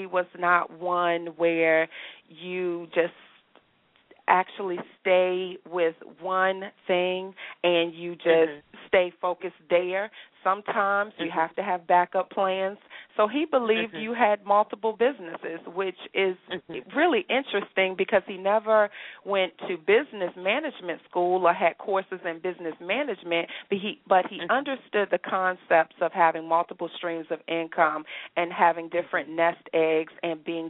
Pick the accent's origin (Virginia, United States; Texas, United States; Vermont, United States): Virginia, United States; Hampton; moved away as an adult; now in Houston, United States; I am originally from Hampton, Virginia, born and raised